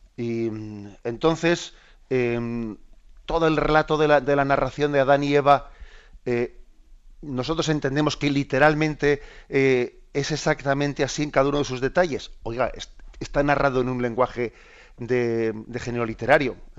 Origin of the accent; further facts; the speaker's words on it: Basque Country, Spain; soy vasco